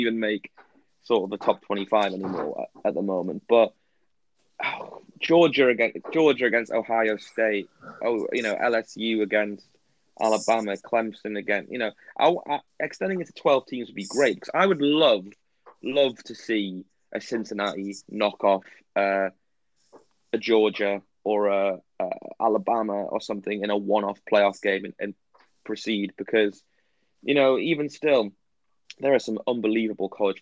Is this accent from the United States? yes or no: no; England, United Kingdom; English fans of, like, Premier League and football